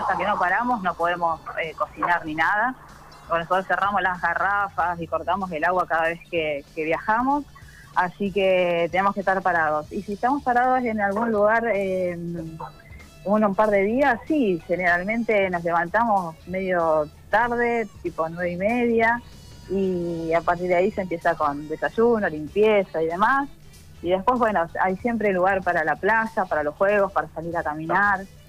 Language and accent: Spanish; Santa Fe, Argentina; moved away as an adult; somos de Santa Fe